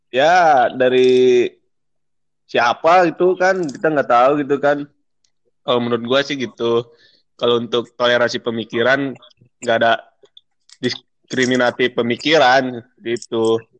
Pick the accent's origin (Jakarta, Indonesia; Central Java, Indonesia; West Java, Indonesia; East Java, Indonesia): West Java, Indonesia; Bogor; jadi misalnya nih gue nih eh, orang Bogor